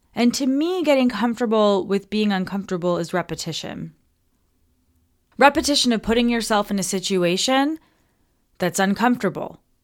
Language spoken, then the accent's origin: English; Toronto, Ontario, Canada; moved away as an adult; We're from Toronto.